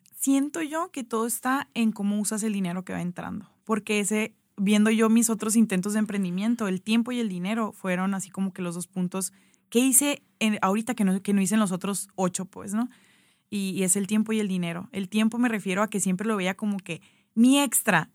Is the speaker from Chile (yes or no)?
no; Hermosillo, Sonora, Mexico; moved away as an adult; also born or lived in Ciudad Obregón / Mexico City / Guadalajara / Zacatecas; soy de Hermosillo